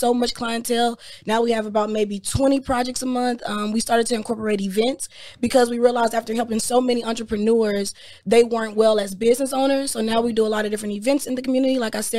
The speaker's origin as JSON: {"language": "English", "town": "Houston", "region": "Texas", "country": "United States", "tie": "born or raised there", "said": "I'm from Houston, Texas, born and raised, H-Town to the day I die."}